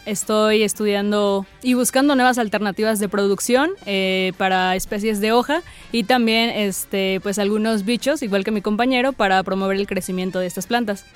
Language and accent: Spanish; Tecitlán, Puebla, Mexico; yo soy originaria de Tecitlán, Puebla.